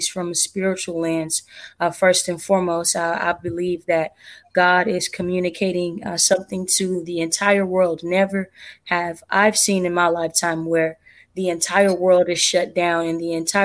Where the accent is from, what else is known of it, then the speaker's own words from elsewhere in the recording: Sacramento, California, United States; I'm born and raised in Sacramento, living in Sacramento now